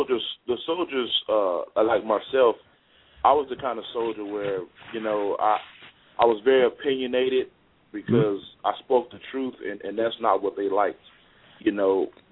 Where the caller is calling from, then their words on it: Fort Worth, Texas, United States; I'm calling from Fort Worth, Texas, man.